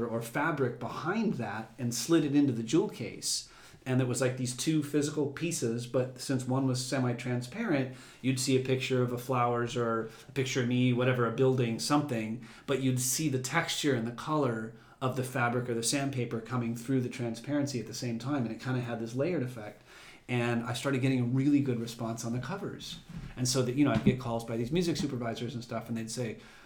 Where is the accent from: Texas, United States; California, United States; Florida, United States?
California, United States; Los Angeles; also born or lived in Venice Beach, California; We grew up in the San Fernando Valley. So I'm born and raised in L.A.